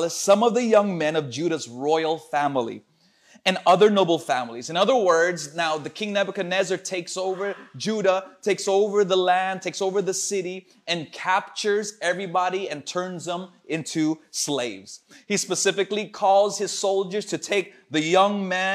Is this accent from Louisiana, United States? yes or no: no; Los Angeles, California, United States; moved away; my hometown in Los Angeles